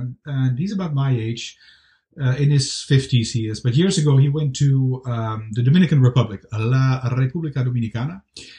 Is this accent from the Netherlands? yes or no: yes; Amsterdam, North Holland, Netherlands; moved away; I'm from Amsterdam, the Netherlands, originally.